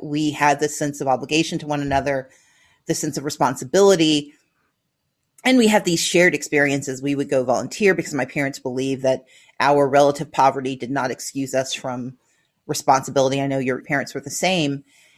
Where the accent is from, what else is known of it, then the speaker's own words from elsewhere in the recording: Mississippi, United States; I grew up in Mississippi.